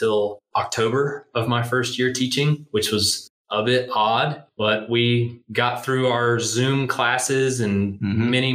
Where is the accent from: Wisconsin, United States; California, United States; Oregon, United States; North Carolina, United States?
North Carolina, United States; Denver; I'm originally from the Denver area